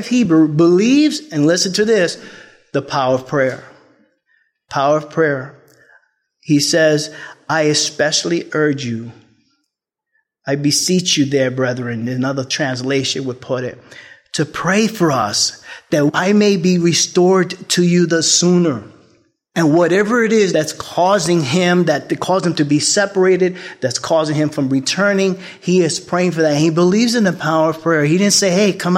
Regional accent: New York, United States; I'm from the Bronx

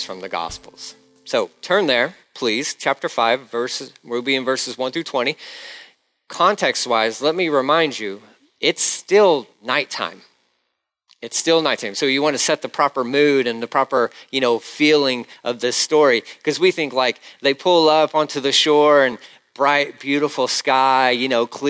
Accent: Galveston, Texas, United States; I'm Galveston. Galveston. Where's that? Texas.

